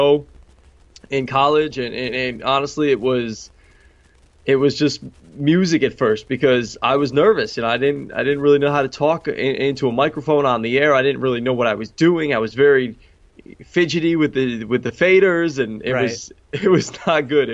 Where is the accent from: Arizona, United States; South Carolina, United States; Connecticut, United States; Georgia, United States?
Connecticut, United States; Newtown; moved away as an adult; also born or lived in Queens, New York; now in New York, United States; I'm originally from Newtown, Connecticut, and now living out in New York in Queens